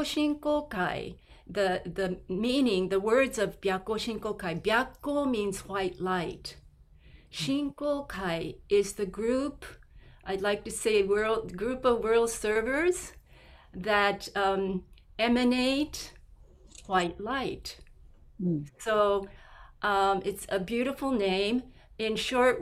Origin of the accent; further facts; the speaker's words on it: Tokyo, Japan; I grew up in Japan, in Tokyo